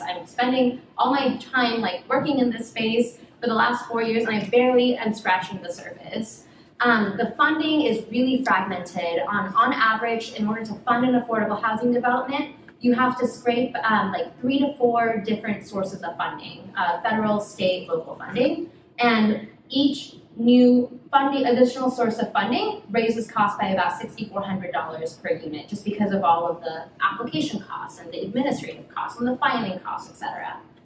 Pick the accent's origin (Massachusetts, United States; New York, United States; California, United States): California, United States; Los Angeles; moved away as an adult; also born or lived in Brazil; now in Bay Area, United States; I was born in Brazil. I am Korean American, but I really grew up in Los Angeles.